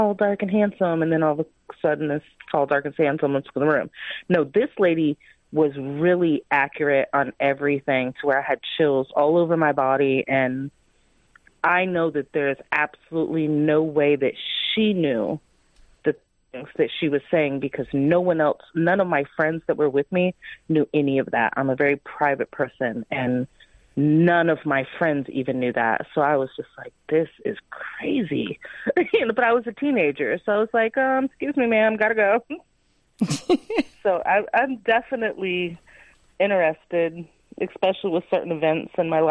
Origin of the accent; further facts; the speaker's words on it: Miami, Florida, United States; moved away as an adult; now in Tennessee, United States; Miami, Florida, which is my hometown